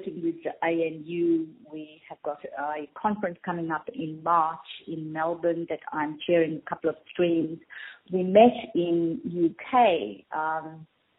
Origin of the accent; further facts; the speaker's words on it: Fiji; also born or lived in Minto, Australia; now in Australia; I'm actually Indian and I was born in Fiji.